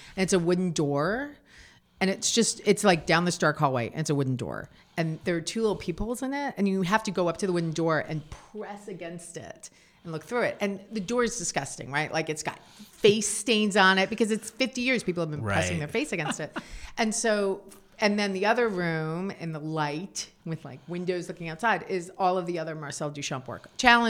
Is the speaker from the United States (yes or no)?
yes; New York City, New York, United States; So it was the scene that I grew up with in New York City. So from 1972 to 1982.